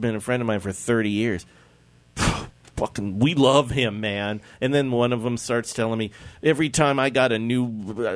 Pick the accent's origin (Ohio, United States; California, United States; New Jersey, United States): California, United States; Los Angeles; I was born in Sherman Oaks. I mean, I was raised in Sherman Oaks